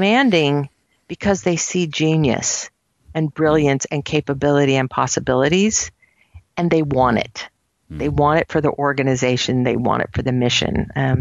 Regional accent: Silicon Valley, California, United States; I grew up in Silicon Valley

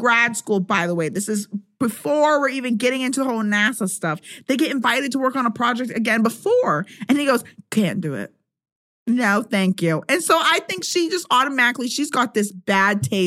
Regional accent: Pennsylvania, United States; where I grew up in Pennsylvania

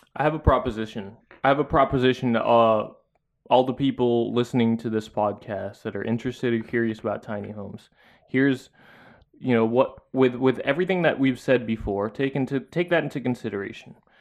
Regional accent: Philippines; now in United States; as a Filipino person back there

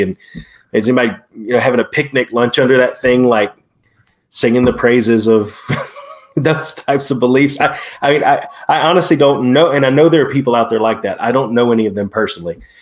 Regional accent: Prattville, Alabama, United States; Prattville, my hometown.

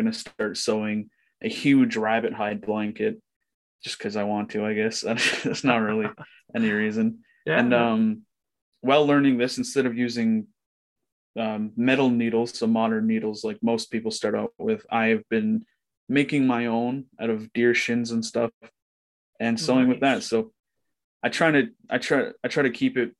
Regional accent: Ontario, Canada; I'm from Ontario

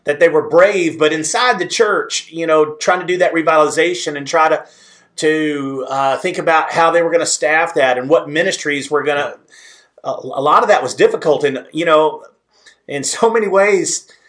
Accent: Southeast Texas, United States; moved away as an adult; now in West Texas, United States; I am from Southeast Texas. Now, I'm a West Texas boy now, but I'm from Southeast Texas, so I have to keep some of those roots.

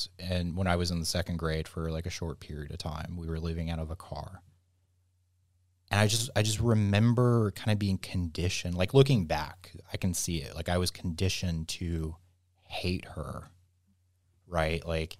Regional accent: the South, United States; And I think growing up in the South, that was...

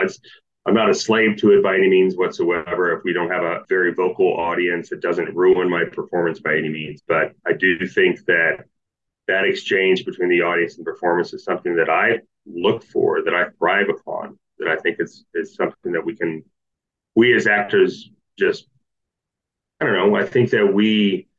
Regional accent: Kansas, United States; moved away; also born or lived in Kentucky; a community theater in my hometown of Kansas

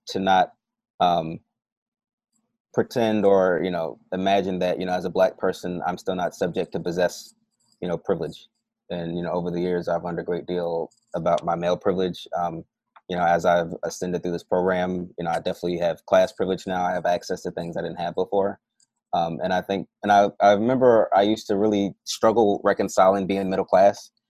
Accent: Philadelphia, Pennsylvania, United States; moved away as an adult; also born or lived in New Orleans, Louisiana / Michigan; I grew up in Philly mostly

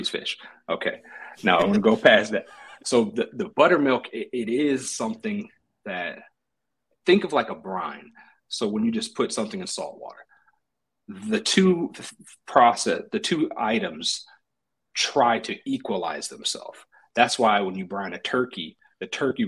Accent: Washington, United States; I'm from Washington. I didn't eat more salmon than anything, any other fish in the world.

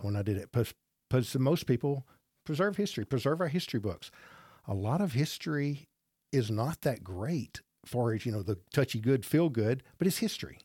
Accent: Gadsden, Alabama, United States; born or raised there

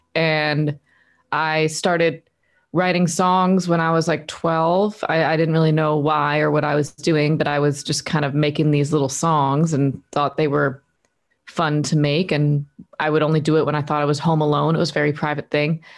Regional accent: Delaware, United States; moved away as an adult; also born or lived in Nashville, Tennessee; now in Los Angeles, United States; I'm from Delaware, East Coast

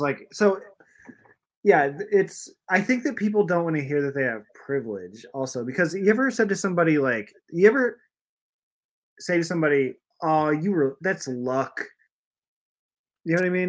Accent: Iowa, United States; moved away as an adult; also born or lived in Chicago; I was from Iowa

